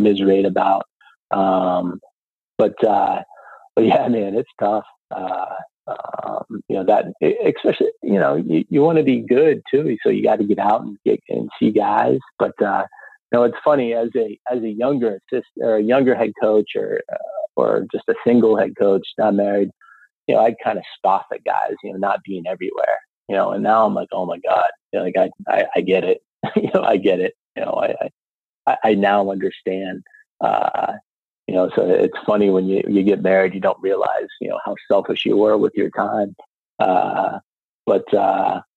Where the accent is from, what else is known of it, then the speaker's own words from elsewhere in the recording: Meadville, Pennsylvania, United States; myself and my brother and sisters, we grew up on Allegheny College